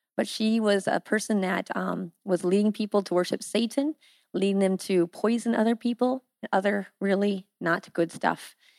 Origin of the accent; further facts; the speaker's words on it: Iowa, United States; moved away as an adult; now in Haiti; I am from Iowa. I'm a good old girl from Iowa